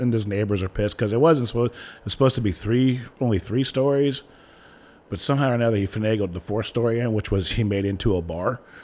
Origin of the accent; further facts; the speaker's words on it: Ohio, United States; I grew up in Ohio